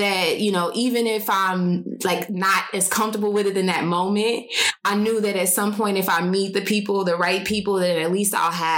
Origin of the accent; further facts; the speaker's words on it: Cincinnati, Ohio, United States; moved away as an adult; also born or lived in Dallas, Texas; now in Phoenix, United States; I'm from Cincinnati. I moved to Dallas for a couple years for work